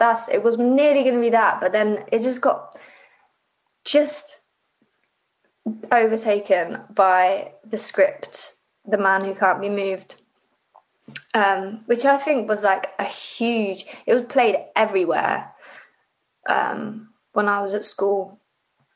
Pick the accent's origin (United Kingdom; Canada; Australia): United Kingdom; Rugby, West Midlands; also born or lived in Livingston, Scotland; I grew up in Rugby.